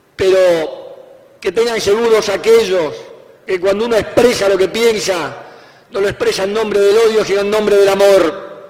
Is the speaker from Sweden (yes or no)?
no; Argentina; soy un argentino